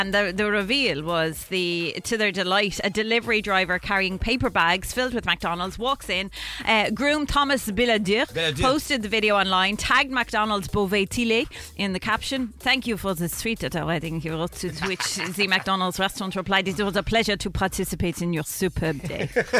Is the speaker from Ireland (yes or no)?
yes; Ireland; now in United Kingdom; Okay, so I'm Irish, living in the UK. Visitors from Ireland keep bringing me giant multi-packs of Tato crisps.